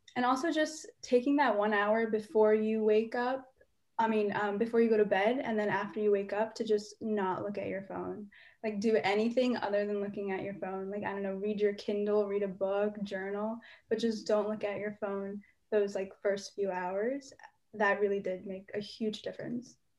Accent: United States; as an indian american

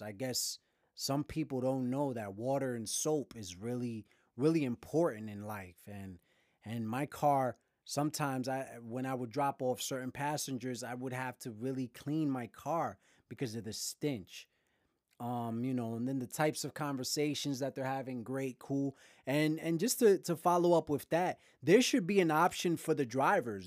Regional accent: New York City, New York, United States; growing up in Brooklyn

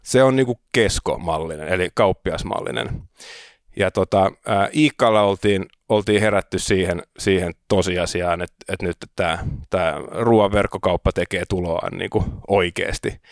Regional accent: Helsinki, Uusimaa, Finland; also born or lived in Riga, Latvia / Sweden; Mä oon Helsingistä kotoisin, opiskelin täällä, kävin ruotsinkielisen koulun

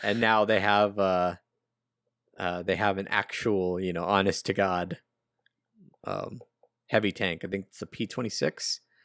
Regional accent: United States; I'm American

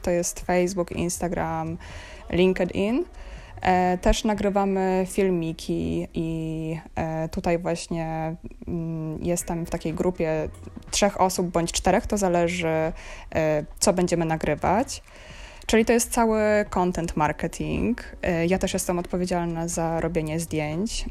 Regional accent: Zielona Góra, Lubusz Voivodeship, Poland; moved away as an adult; also born or lived in Warsaw, Poland; now in Berlin, Germany; pochodzę z Zielonej Góry, studiowałam w Warszawie, potem też pracowałam w Warszawie

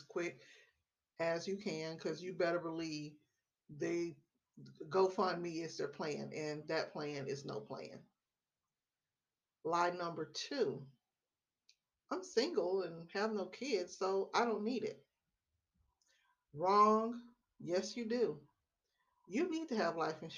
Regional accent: Memphis, Tennessee, United States; now in Texas, United States; I live in the great state of Texas. I'm originally from Memphis, Tennessee

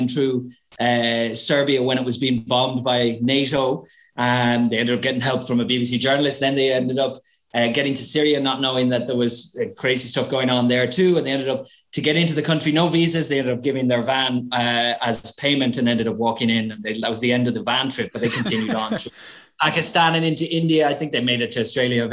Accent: Ireland; moved away as an adult; now in Madrid, Spain; I'm actually Irish, but this is where I ended up after many years on the road. This is home now, but I'm from a little town between Dublin and Belfast in Ireland.

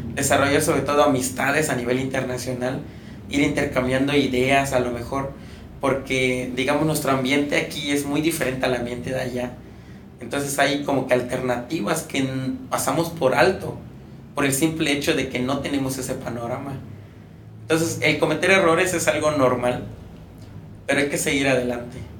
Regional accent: Campeche, Mexico; moved away as an adult; now in Puebla, Mexico; por ser campechano

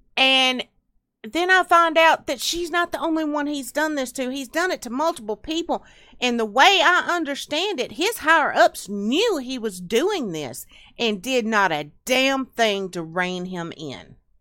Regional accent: Tennessee and Alabama, United States; I grew up around Tennessee and Alabama

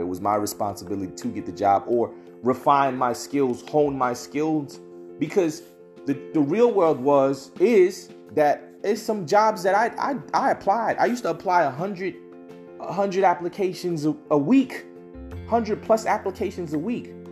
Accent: United States; First generation African American

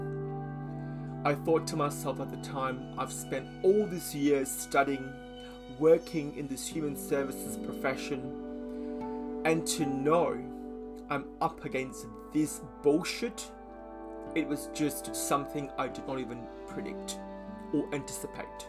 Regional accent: Australia; also born or lived in Malaysia; Having moved from Malaysia at a young age, I call Australia home

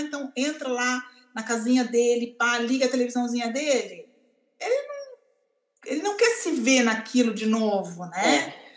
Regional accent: Brazil; nós, como brasileiros

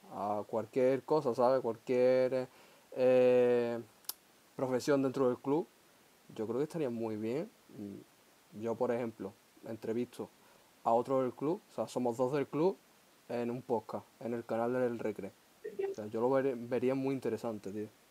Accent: Huelva, Andalusia, Spain; yo que soy de aquí de Huelva

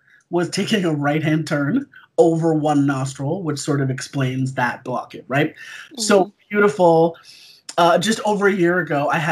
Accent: Toronto, Ontario, Canada; also born or lived in South Africa; I currently live in Toronto, in Canada. I've lived here for like 43 of my 44 years. Originally, I was born in South Africa.

